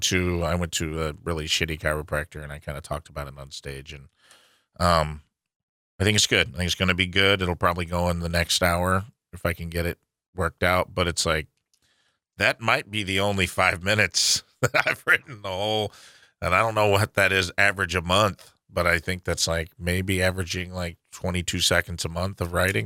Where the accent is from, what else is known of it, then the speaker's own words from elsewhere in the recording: St. Louis, Missouri, United States; I'm from Saint Louis